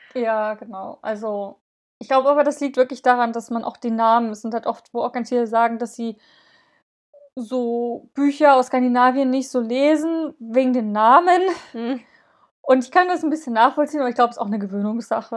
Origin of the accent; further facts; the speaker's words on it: eastern Germany, Germany; bei uns im Osten